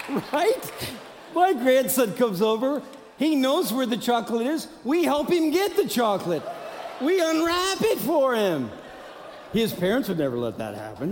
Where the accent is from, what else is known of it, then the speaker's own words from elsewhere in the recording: Midwest, United States; I'm from the Midwest. So I like to be Midwest nice.